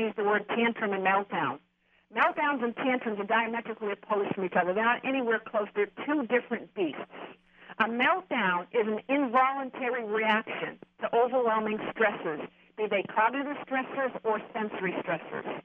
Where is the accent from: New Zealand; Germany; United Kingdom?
Germany; moved away; I grew up in Germany. I mean, I'm born in Germany. I grew up in Germany.